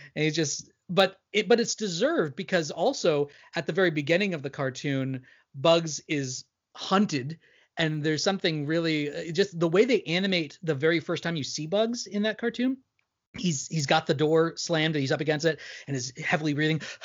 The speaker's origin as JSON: {"language": "English", "region": "New York", "country": "United States", "said": "I'm from New York"}